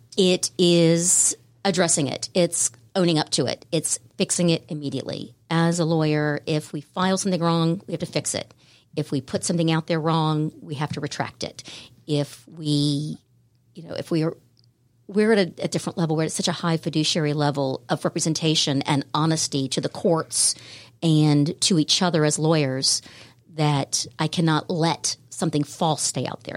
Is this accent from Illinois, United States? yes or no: no; Jacksonville, Florida, United States; also born or lived in Savannah, Georgia; when I was very young, my parents moved to Jacksonville, Florida, and that is where I spent my formative years